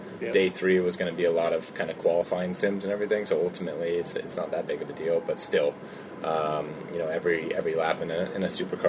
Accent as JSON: {"language": "English", "region": "California", "country": "United States"}